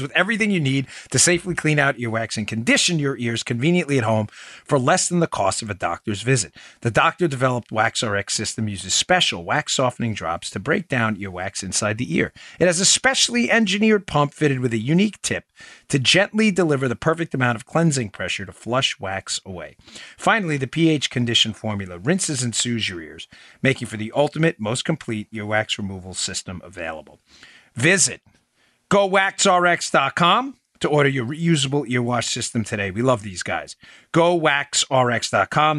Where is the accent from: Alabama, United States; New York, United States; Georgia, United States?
New York, United States; I grew up in New York